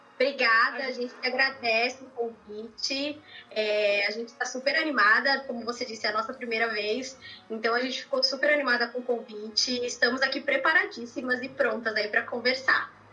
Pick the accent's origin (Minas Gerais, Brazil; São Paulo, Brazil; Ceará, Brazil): São Paulo, Brazil; moved away as an adult; now in Austin, United States; eu sou de São Paulo, moro aqui em Austin, no Texas, é, desde